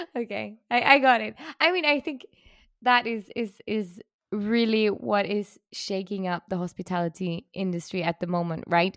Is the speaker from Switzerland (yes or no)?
yes; Switzerland; I'm from Switzerland